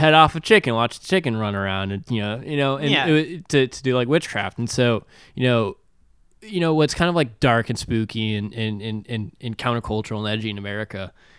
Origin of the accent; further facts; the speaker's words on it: Benin; you know where I grew up in Benin, like ritual scarification was a really big deal.